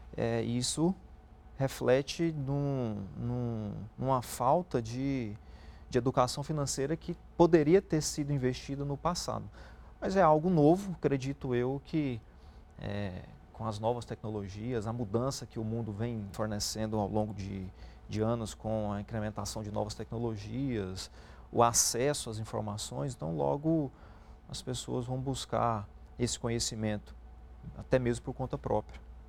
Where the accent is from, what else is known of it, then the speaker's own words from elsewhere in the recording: Brazil; Nós, como é, brasileiros, a gente acredita muito no país